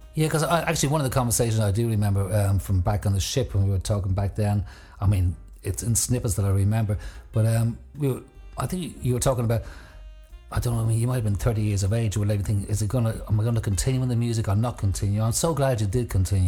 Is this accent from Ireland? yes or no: yes; Ireland; moved away; back home in Ireland